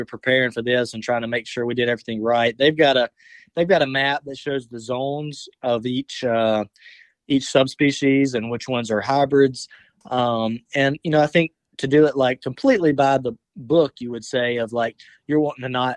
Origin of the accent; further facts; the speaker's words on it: Alabama, United States; my home state